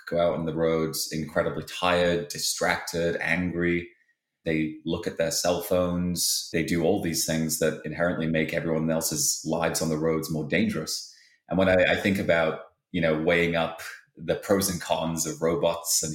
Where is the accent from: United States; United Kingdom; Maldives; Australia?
United Kingdom; Halifax, Yorkshire and the Humber; moved away; I grew up in a town in England called Halifax.